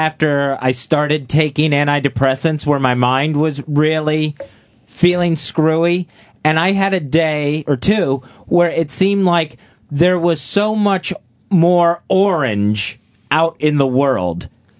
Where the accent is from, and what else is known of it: Florida, United States